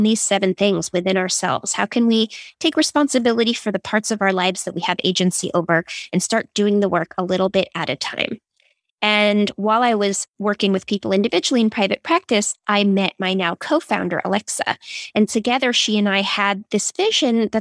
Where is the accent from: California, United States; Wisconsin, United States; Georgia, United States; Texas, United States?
California, United States; Silicon Valley; I grew up in Silicon Valley